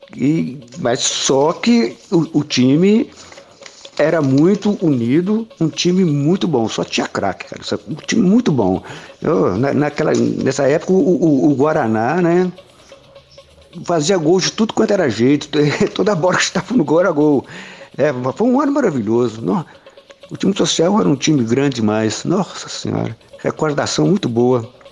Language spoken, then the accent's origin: Portuguese; Oliveira, Minas Gerais, Brazil; also born or lived in São Paulo; eu sou aqui de Oliveira, né? Mas a minha família reside toda aqui em Morto Ferro. Morto Ferro é um distrito de Oliveira. E eu comecei aqui em Morto Ferro